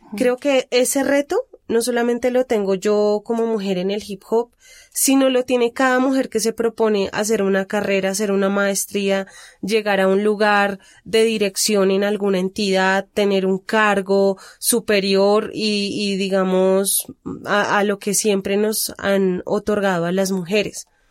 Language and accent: Spanish; Bogotá, Colombia; de los barrios periféricos de Bogotá, que es de donde vengo yo